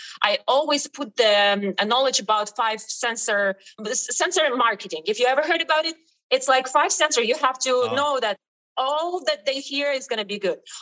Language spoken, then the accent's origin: English; Ukraine; English is a second language; moved away as an adult; also born or lived in Italy / Destin, Florida; now in Miami, United States; I came from Ukraine